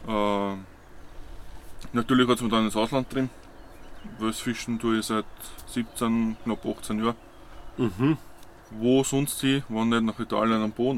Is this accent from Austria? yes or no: yes; Waldviertel, Lower Austria, Austria; komme aus dem Waldviertel